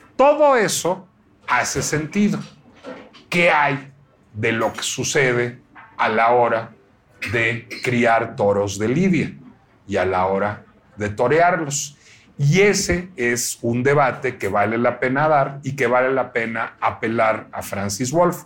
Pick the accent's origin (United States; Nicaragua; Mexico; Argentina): Mexico; No me siento mexicano